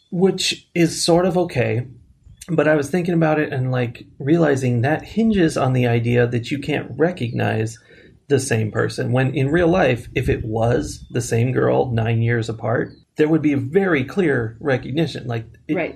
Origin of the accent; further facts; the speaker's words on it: United States; we're Americans